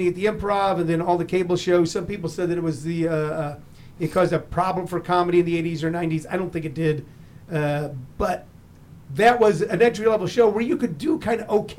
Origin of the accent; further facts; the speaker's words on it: Midwest, United States; I grew up in the Midwest.